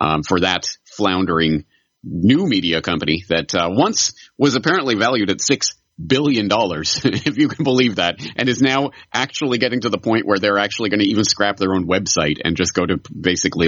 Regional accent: Canada; now in Japan; I'm a Canadian in Japan

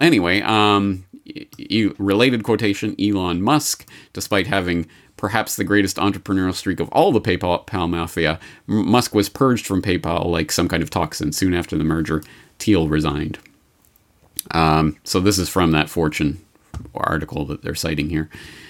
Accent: Canada; I'm Canadian, folks, honest.

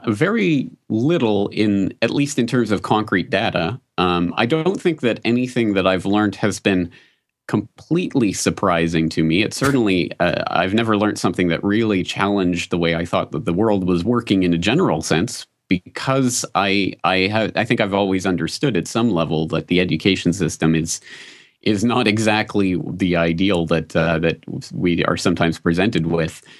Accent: Canada; moved away as an adult; now in Japan; my own public school experience growing up in Canada

